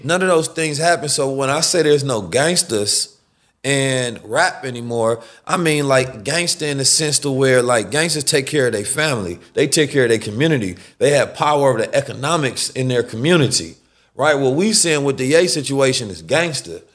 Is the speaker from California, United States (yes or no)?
yes; Oakland, California, United States; also born or lived in St. Louis, Missouri; I'm from Oakland and grew up in Saint Louis as well